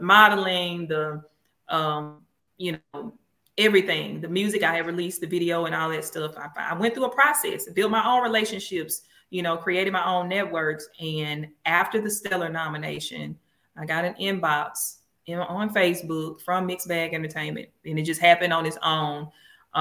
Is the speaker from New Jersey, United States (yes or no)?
no; Mississippi, United States; I'm from Mississippi, so this is the birthplace of America's music.